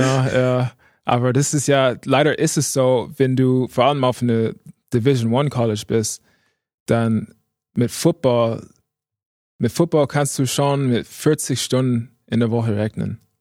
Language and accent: German; Indianapolis, Indiana, United States; German is a second language; moved away as an adult; now in Germany; Ich komme aus Indiana. Ähm, Indianapolis, Indiana